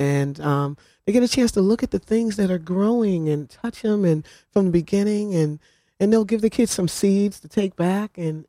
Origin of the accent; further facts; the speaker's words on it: New Haven, Connecticut, United States; On Lander Street.